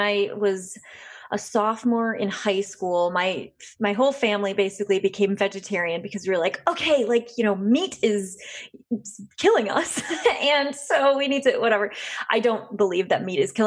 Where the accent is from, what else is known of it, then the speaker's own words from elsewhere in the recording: West Michigan, United States; being from a small town in West Michigan